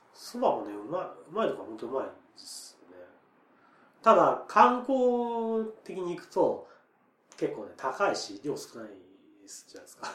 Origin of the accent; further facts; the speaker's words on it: Nagano, Japan; 僕長野なんですよ